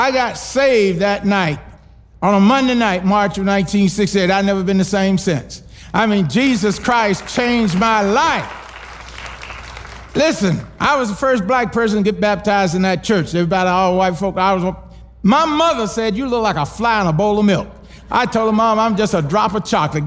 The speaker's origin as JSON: {"language": "English", "town": "Kissimmee", "region": "Florida", "country": "United States", "tie": "born or raised there", "also_born_or_lived": "New York", "said": "I was born in Kissimmee, Florida."}